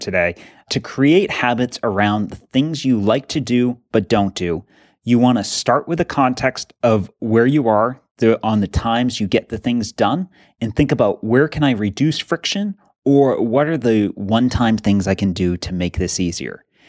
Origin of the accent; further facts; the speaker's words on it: New England, United States; we grew up in New England